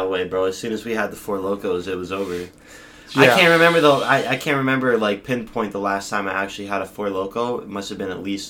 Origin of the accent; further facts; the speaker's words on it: Newtown, United States; There's this one place called Marco's in my hometown of Newtown.